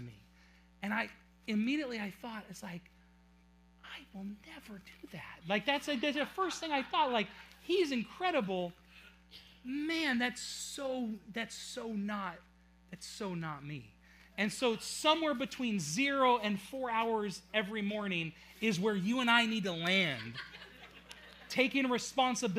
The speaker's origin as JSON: {"language": "English", "town": "Auburn", "country": "United States", "tie": "born or raised there", "said": "I was born in Auburn"}